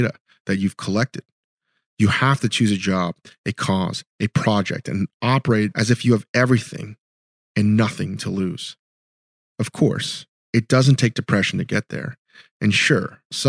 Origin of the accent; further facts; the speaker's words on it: Virginia, United States; I'm a Korean American. I grew up in Virginia.